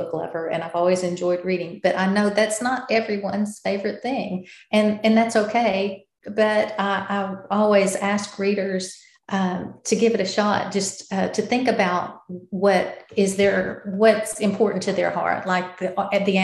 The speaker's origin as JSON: {"language": "English", "region": "the South", "country": "United States", "accent": "Southern", "said": "as you can probably tell from my accent, I'm from the South"}